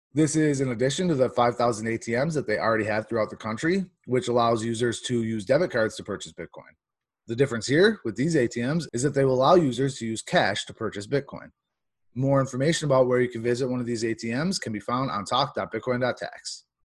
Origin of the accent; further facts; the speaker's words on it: New York, United States; my home state, New York